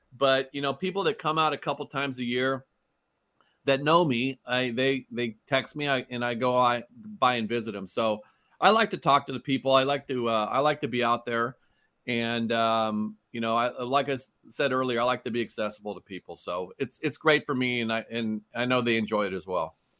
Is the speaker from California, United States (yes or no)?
yes; Oakland, California, United States; I grew up in Oakland